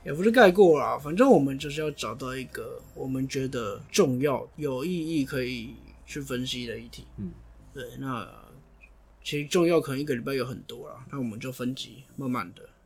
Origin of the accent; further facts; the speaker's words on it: Taiwan; 我也是台湾人